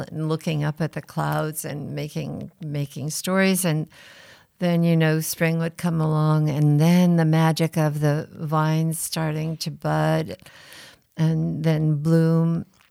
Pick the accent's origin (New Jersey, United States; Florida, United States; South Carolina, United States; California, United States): California, United States; Rutherford; at Inglenook from three days after I was born